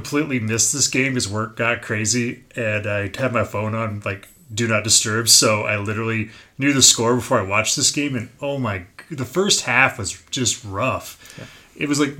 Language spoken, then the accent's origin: English; United States; As an American